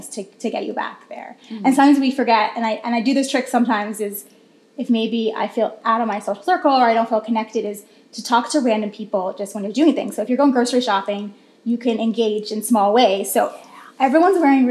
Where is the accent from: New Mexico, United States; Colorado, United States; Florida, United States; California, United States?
Florida, United States; moved away as an adult; now in New York, United States; I'm from Florida